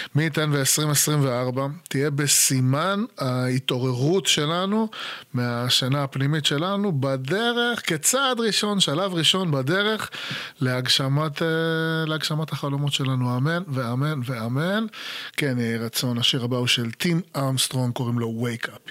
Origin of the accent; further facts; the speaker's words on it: Israel; moved away; הייתי ישראלי, הייתי ישראלי לא בישראל